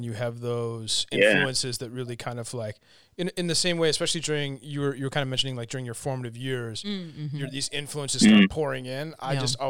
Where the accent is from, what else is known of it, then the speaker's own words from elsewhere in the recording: Canada; as a Canadian